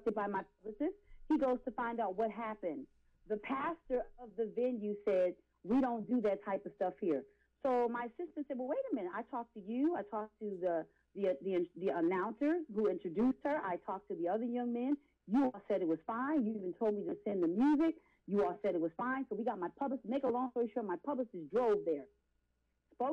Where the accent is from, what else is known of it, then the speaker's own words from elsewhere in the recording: Philadelphia, Pennsylvania, United States; I'm from Philadelphia